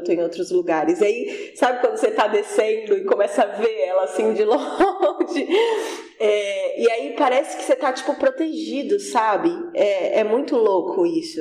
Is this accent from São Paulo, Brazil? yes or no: yes; Cubatão, São Paulo, Brazil; now in São Vicente, Brazil; mas eu morei a minha vida inteira em Cubatão. Nasci em Cubatão e, e sempre morei lá